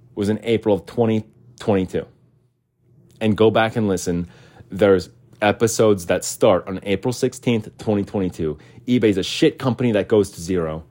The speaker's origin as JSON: {"language": "English", "country": "United States", "said": "as an American"}